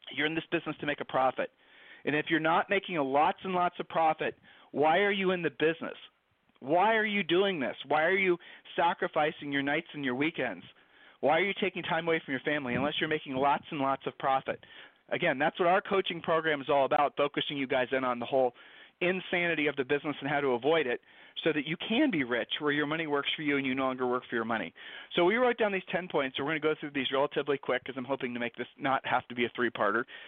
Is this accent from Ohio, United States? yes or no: yes; Ohio, United States; we're from Ohio